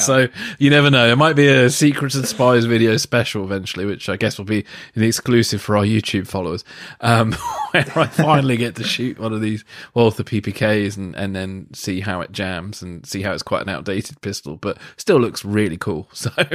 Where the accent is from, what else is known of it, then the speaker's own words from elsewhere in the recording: England, United Kingdom; as an Englishman